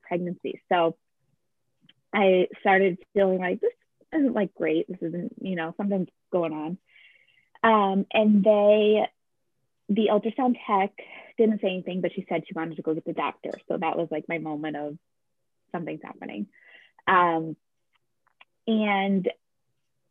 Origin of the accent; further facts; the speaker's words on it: Capital District, New York, United States; I grew up in the Capital District and came back here after college